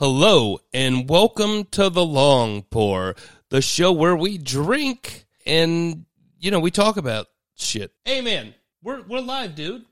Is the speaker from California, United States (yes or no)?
no; Dayton, Ohio, United States; I'm from Dayton.